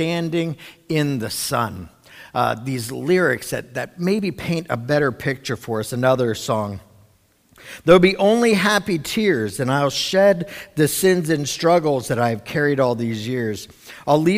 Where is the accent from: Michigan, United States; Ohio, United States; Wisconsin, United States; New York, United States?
Ohio, United States; Cincinnati; I know when I was like 7 or 8, I grew up in Cincinnati.